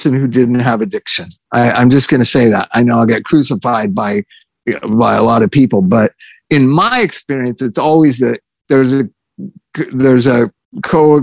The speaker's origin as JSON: {"language": "English", "country": "United States", "said": "we as an American society"}